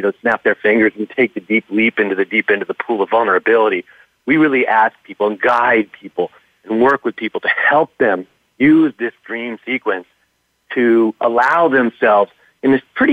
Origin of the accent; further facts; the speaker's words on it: California, United States; now in New York, United States; I'm from California originally